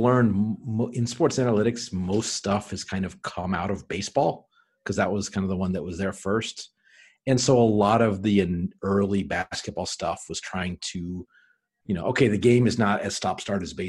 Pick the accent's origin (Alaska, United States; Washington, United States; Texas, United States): Alaska, United States; Anchorage; moved away; I'm originally from Anchorage, Alaska